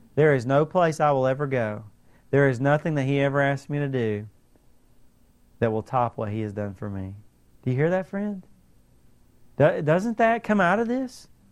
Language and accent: English; United States; we are so American